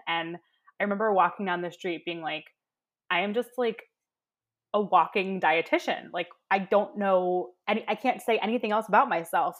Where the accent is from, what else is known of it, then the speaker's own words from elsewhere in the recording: Baltimore, Maryland, United States; I'm from, you know, Baltimore. I'm from down the road.